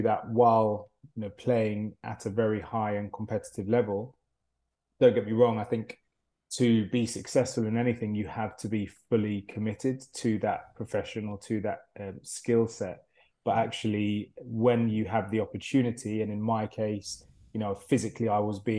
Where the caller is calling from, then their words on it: London, United Kingdom; I'm currently joining you from uh, London, uh, more specifically uh, Barnes in London.